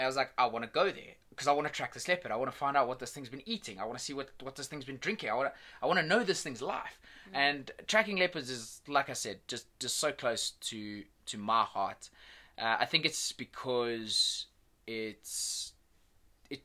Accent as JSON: {"language": "English", "country": "South Africa", "said": "as a South African guide"}